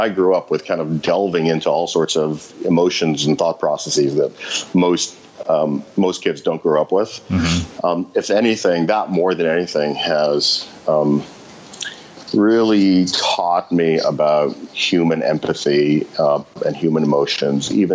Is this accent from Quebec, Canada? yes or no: yes; Montreal, Quebec, Canada; moved away as an adult; now in New York, United States; in high school growing up in Montreal